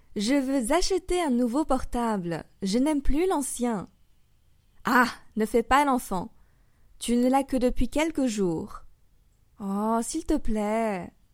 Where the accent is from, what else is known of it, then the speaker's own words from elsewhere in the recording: France; also born or lived in Paris; Je suis française et j'habite à Paris. J'enseigne le français sur Weixin depuis deux ans maintenant